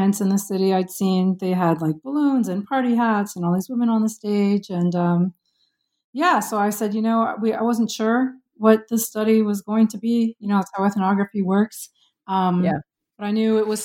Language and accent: English; Windsor, Ontario, Canada; moved away; I'm Canadian, but I grew up in Windsor, Ontario, right across the river from Detroit